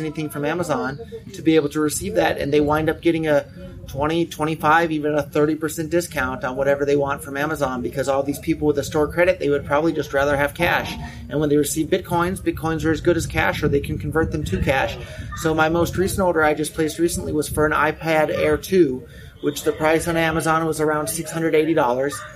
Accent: Silicon Valley, California, United States; I was born and raised in Silicon Valley

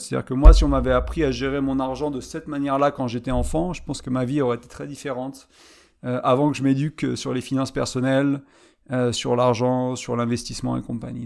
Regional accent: France; moved away as an adult; je suis revenu là où j'ai grandi. Et je suis parti à vingt ans, j'en ai trente-cinq

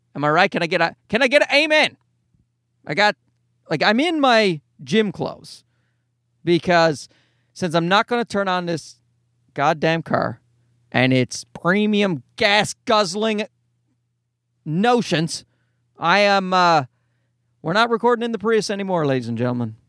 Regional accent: Newfoundland and Labrador, Canada; accent: nasal leprechaun Newfoundland; now in Toronto, Canada; my nasal leprechaun Newfoundland voice

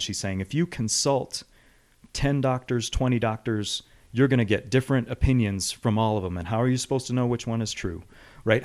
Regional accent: Western New York, United States; moved away; I grew up in Western New York.

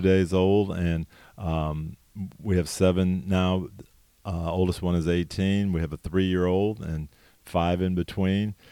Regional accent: Jackson, Michigan, United States; growing up in Jackson, Michigan, a little small town

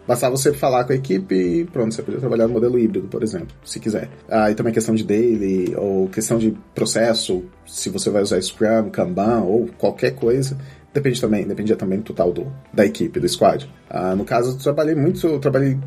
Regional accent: Campinas, São Paulo, Brazil; moved away as an adult; now in Porto, Portugal; eu sou de Campinas, no Brasil

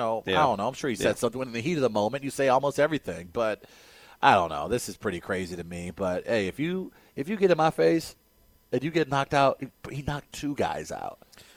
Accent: St. Louis, Missouri, United States; I'm from North City, dog.

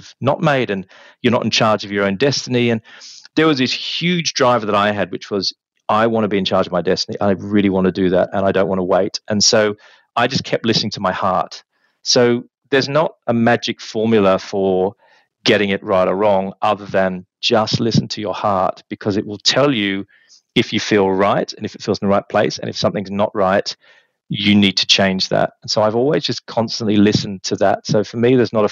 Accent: Australia; moved away as an adult; also born or lived in Birmingham; now in London, United Kingdom; growing up in Australia

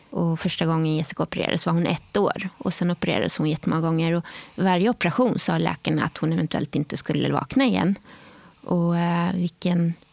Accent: Skåne, Sweden; De hade bandvagnar för att hämta folk ute på landsbygden i Skåne den vintern. Men eh, ja, där föddes jag med eh, en skara äldre syskon

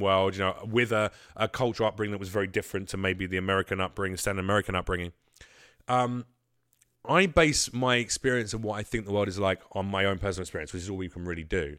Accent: England, United Kingdom; moved away as an adult; now in United States; I'm from England. But motherfucker, I moved here three years ago and I do stand up

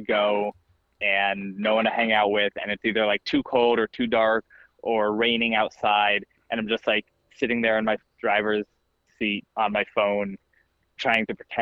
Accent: Virginia, United States; growing up in Virginia in high school

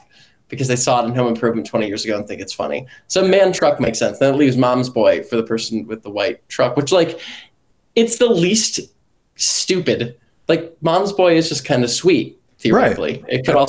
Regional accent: Texas, United States; As a Texan, I can definitely do this one.

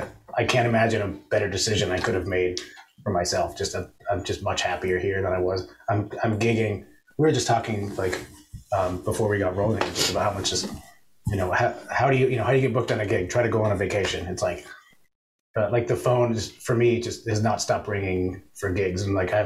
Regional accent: California, United States; now in Texas, United States; My favorite part was moving to Texas. I came from don't at me, but I came from California.

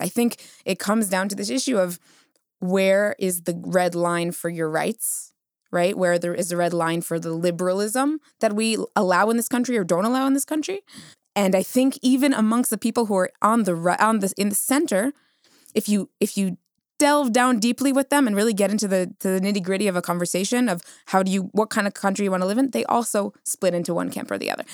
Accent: United States; now in Israel; I'm Ashkenazi, I come from the United States

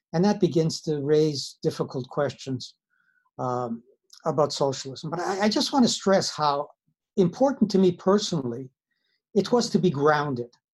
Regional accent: Winnipeg, Manitoba, Canada; also born or lived in Siberia / Madison, Wisconsin; I'm Canadian. I grew up uh, in Winnipeg. I was actually born in Siberia.

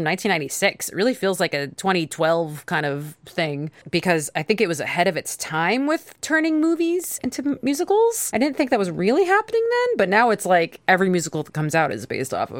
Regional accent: New York, United States; I'm also from New York

